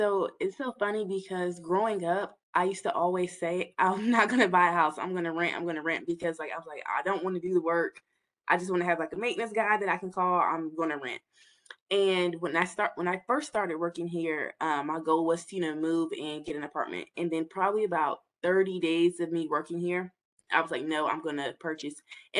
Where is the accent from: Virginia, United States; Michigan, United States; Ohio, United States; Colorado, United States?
Virginia, United States; Hampton Roads; I'm from the Hampton Roads area. I lived here all of my life